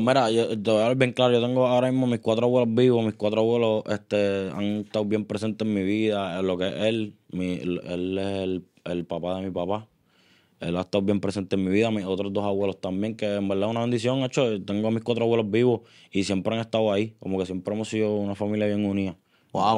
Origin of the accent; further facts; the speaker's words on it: Río Grande, Puerto Rico; also born or lived in San Juan, Puerto Rico; Nací en San Juan este, y pues cuando nací, mi abuelo decidió este, coger un terreno allá en, en Río Grande